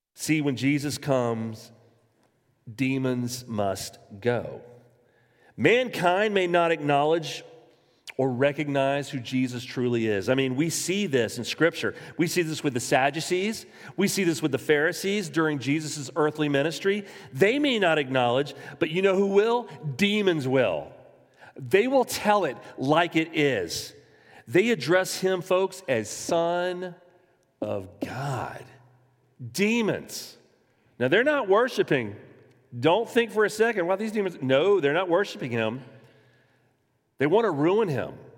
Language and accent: English; Jacksonville, Florida, United States; I was born in Florida. I was born in Jacksonville.